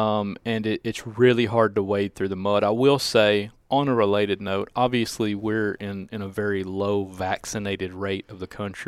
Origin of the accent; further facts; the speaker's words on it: Cordova, Tennessee, United States; They know I'm from Cordova.